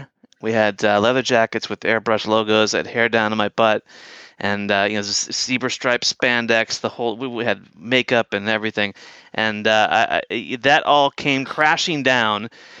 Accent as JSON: {"language": "English", "town": "San Francisco", "region": "California", "country": "United States", "said": "He goes, \"Where are you from?\" I said, \"I'm from San Francisco.\""}